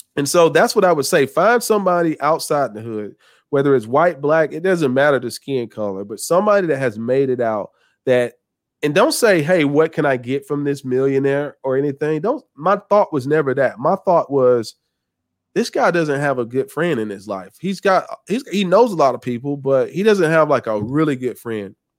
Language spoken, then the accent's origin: English; the South, United States; I'm from the South